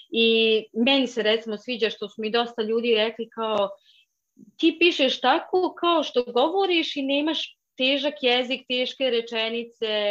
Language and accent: Croatian; Bosnia & Herzegovina